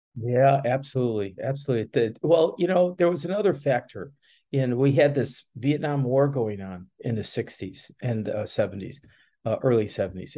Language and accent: English; Chicago, Illinois, United States; moved away as an adult; also born or lived in Daytona; now in Gainesville, United States; I was born and raised in Chicago